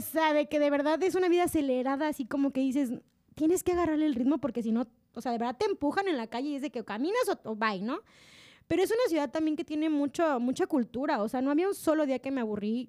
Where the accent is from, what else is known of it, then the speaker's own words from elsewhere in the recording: Mexico; los mexicanos